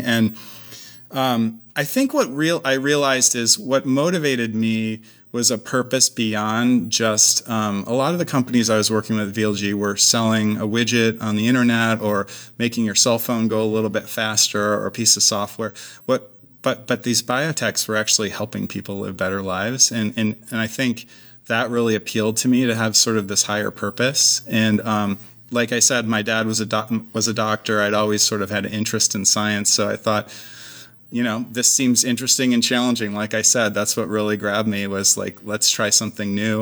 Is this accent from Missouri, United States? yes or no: no; Clarence, New York, United States; moved away as an adult; also born or lived in Berkeley, California; now in Seattle, United States; I'm from upstate New York originally, outside of Buffalo. So, uh, spent my whole childhood there, basically